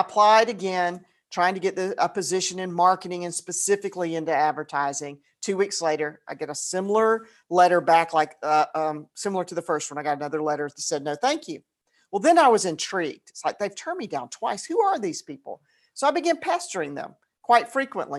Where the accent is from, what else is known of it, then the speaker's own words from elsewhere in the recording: Atlanta, Georgia, United States; I grew up in Atlanta.